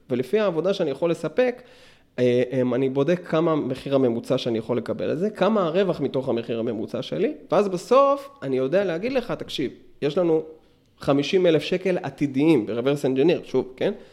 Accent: Meitar, Southern District, Israel; now in Beersheba, Israel; עד גיל שש עשרה בערך גדלתי במיתר

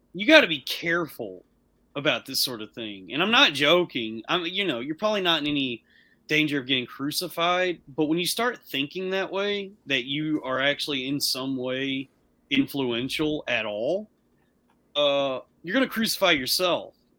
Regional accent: the South, United States; I was, I was raised up in the South

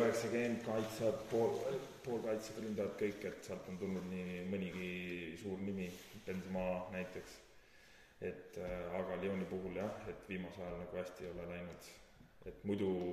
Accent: Pärnu County, Estonia; oleme siis äh, kohalik võistlusats, oleme Pärnumaalt pärit

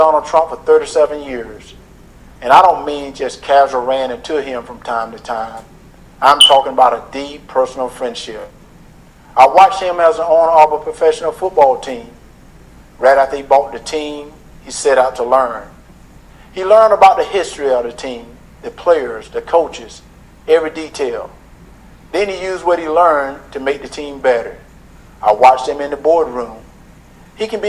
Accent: Deep South, United States; Growing up in the Deep South

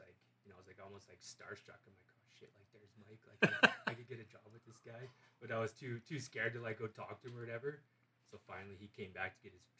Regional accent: Fort St. John, British Columbia, Canada; moved away as an adult; now in Dawson Creek, Canada; born and raised Fort St. John. I lived there for 32 years. Just kind of grew it up outside. Out of town a little bit, and then my grandparents had a farm.

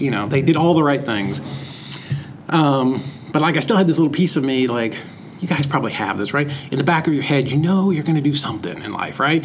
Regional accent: Lowell, Massachusetts, United States; I grew up in Boston. Uh, kind of at the in, in Massachusetts, um, right outside of Lowell, Mass

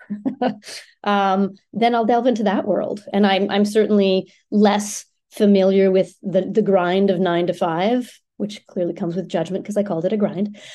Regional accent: Ottawa, Ontario, Canada; first language French; English is a second language; moved away as an adult; also born or lived in Halifax; now in Vancouver, Canada; I was born and raised in Ottawa

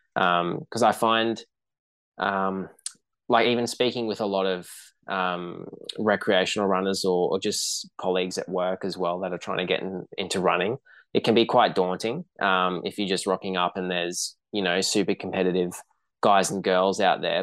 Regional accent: Brisbane, Queensland, Australia; growing up in Brisbane, and then I had grandparents living down the coast

